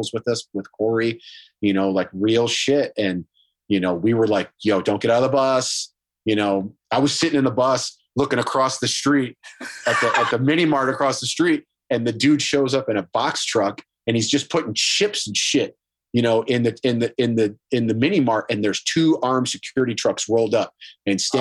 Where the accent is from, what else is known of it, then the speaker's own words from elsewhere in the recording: Toledo, Ohio, United States; I grew up in Toledo, right? I'm a Toledo kid.